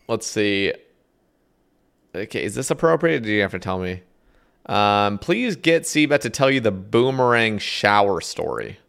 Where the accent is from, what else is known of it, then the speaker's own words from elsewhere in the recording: United States; as an American